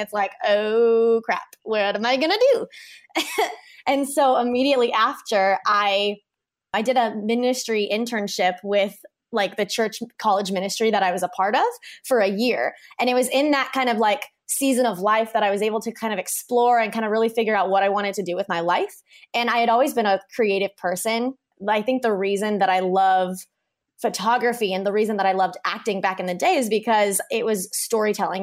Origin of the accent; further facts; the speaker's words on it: Kansas, United States; moved away as an adult; now in Hawaii, United States; we grew up in Kansas. I started my business in Kansas